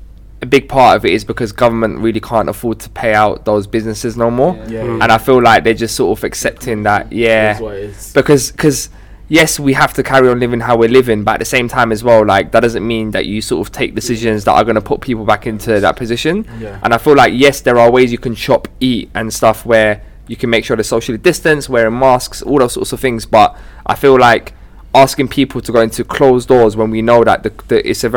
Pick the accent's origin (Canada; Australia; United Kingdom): United Kingdom; The British government, right? Because you know we're British, innit? We're great, yeah.